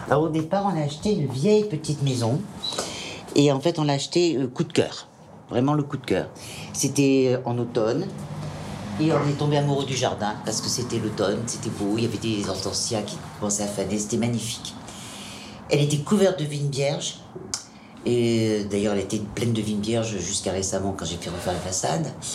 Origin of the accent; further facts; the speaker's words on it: Auvergne-Rhône-Alpes, France; born or raised there; also born or lived in Germany / Corsica (ancestry)